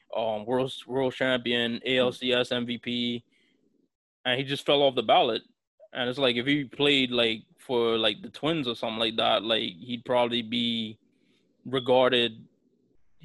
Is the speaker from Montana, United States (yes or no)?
no; New York City, New York, United States; as a Bronx person, all of us are Bronx people